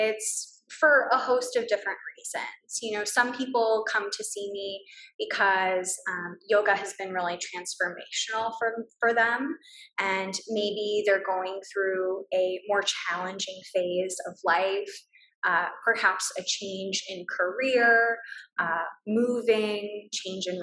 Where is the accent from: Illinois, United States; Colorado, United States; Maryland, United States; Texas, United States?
Texas, United States; Brownsville; moved away as an adult; also born or lived in London; Back in my hometown in Brownsville